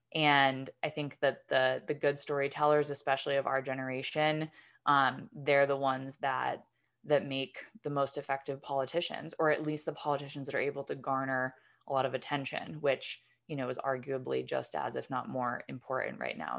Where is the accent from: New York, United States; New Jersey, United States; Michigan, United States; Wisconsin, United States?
New York, United States; I'm from New York